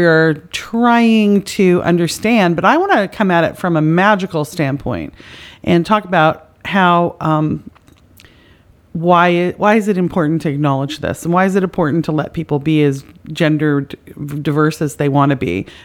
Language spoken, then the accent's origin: English; Canada; now in United States; I'm from Canada